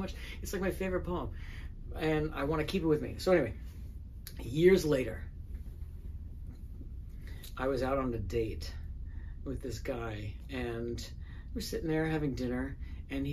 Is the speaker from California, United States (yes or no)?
no; New York City, New York, United States; moved away as an adult; now in Los Angeles, United States; I grew up in the Bronx and as a gay kid in the Bronx